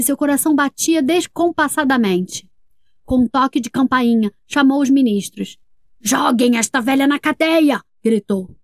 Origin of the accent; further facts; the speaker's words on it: Brasília, Federal District, Brazil; eu sou de Brasília, Distrito Federal